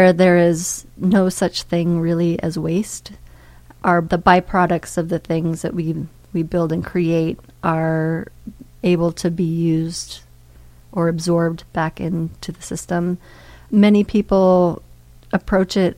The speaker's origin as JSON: {"language": "English", "region": "Montana", "country": "United States", "tie": "born or raised there", "also_born_or_lived": "Brooklyn, New York", "moved": "yes", "said": "I grew up in Montana around a lot of clear cuts"}